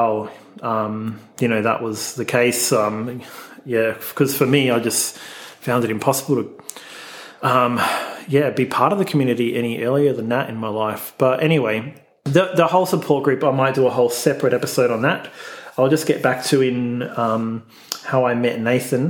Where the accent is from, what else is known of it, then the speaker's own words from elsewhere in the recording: Melbourne, Victoria, Australia; I grew up in Melbourne, Australia. I grew up in the northern suburbs in the very sort of suburban Bogan area